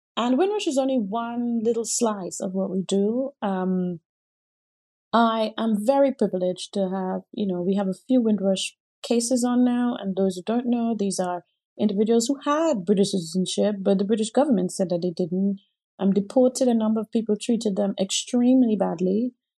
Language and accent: English; Grenada; now in United Kingdom; I grew up in the Caribbean in Grenada, and everyone around black